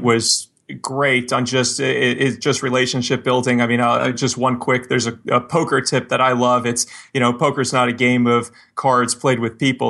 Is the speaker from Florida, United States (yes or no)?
yes; Miami, Florida, United States; moved away; I grew up, I grew up in Miami